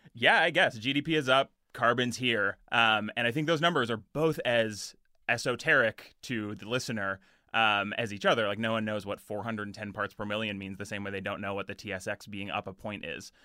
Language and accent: English; Edmonton, Alberta, Canada; I grew up in Edmonton